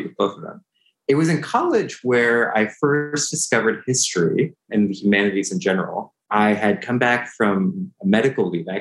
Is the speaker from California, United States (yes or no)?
yes; San Francisco Bay Area, California, United States; born or raised there